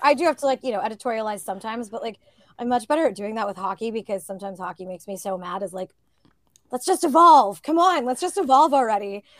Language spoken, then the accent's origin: English; Northern California, United States; growing up in Northern California